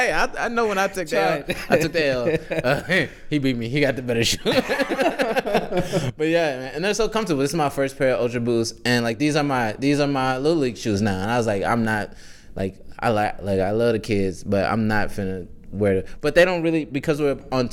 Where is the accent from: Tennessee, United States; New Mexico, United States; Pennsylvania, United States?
Tennessee, United States; Nashville; moved away as an adult; also born or lived in Birmingham, Alabama / Atlanta; now in Chicago, United States; born and raised in Nashville